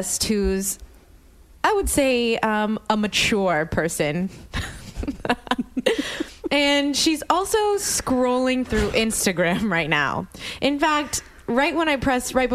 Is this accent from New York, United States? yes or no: no; New Orleans, Louisiana, United States; moved away as an adult; now in Los Angeles, United States; I grew up in New Orleans, Louisiana